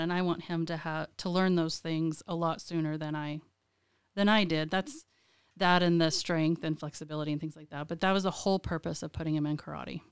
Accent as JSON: {"language": "English", "town": "Lubbock", "region": "Texas", "country": "United States", "tie": "born or raised there", "moved": "as an adult", "lives_now": "Lansing, United States", "said": "I was born and raised in Lubbock, Texas"}